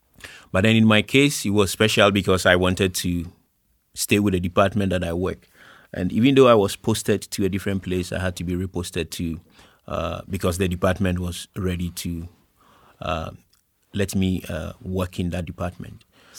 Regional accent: Eastern Region, Ghana; I was born in Ghana, born and raised. Had all my education in Ghana. I was in the eastern part of Ghana for my basic school and for the secondary school.

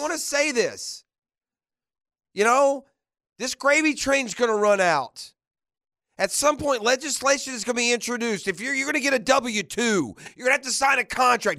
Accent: Jacksonville, Florida, United States; I grew up in Jacksonville where there's so many different high schools where you represent a neighborhood and you do it with pride

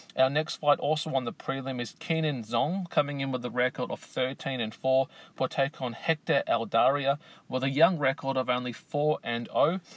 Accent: Australia; here in my home country of Australia

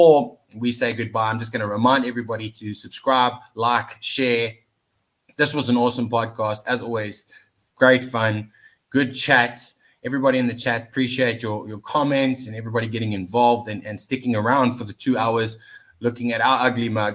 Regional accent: Johannesburg, Gauteng, South Africa; it's my hometown

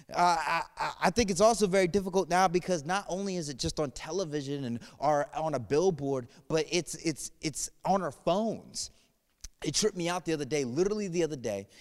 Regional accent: New England, United States; moved away; I'm from New England area, and when I turned sixteen, I got a job at the Basketball Hall of Fame

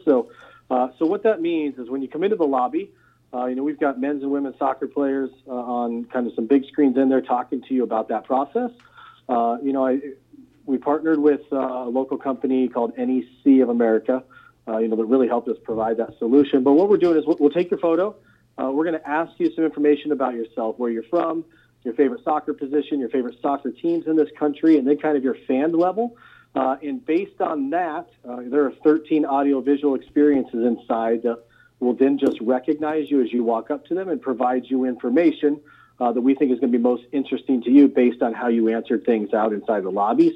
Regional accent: Nebraska, United States; I'm from Nebraska, which I am

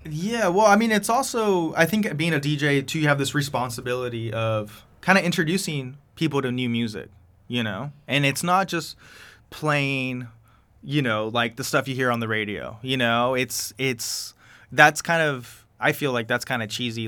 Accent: Coachella Valley, California, United States; first language Spanish; I'm from the Coachella Valley, born yeah. and raised

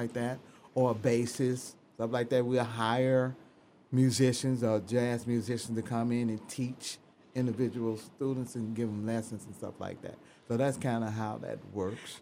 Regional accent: Memphis, Tennessee, United States; moved away; I'm from Memphis, Tennessee

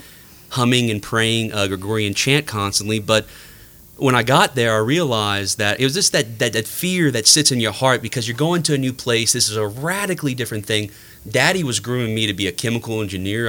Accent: New Iberia, Louisiana, United States; I'm uh, thoroughly from the Lafayette area. I grew up in New Iberia

